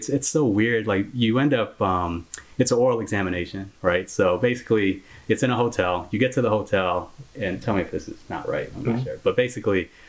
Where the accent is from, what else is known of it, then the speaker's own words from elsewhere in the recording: Midwest, United States; growing up in the Midwest